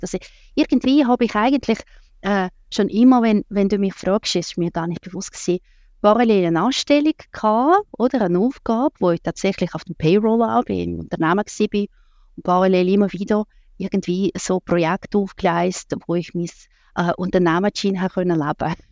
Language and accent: German; Russia; now in Switzerland; dazu mal habe ich in Russland gelebt